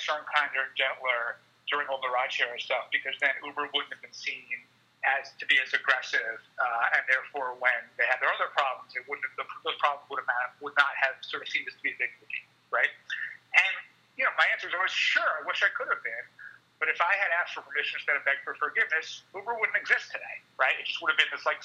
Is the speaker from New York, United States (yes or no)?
yes; New York City, New York, United States; I'm a New Yorker